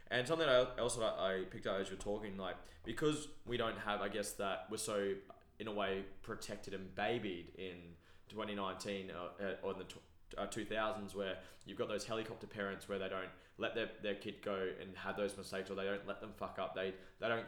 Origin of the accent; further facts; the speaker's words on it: New Zealand; wrong. I'm a Kiwi